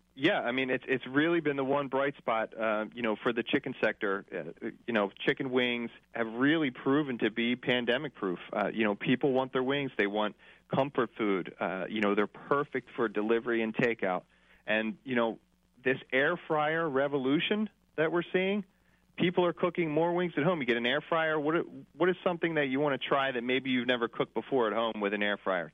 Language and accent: English; Northeast, just outside the Philadelphia area, Pennsylvania, United States; I'm from the Northeast, um, just outside of the Philadelphia area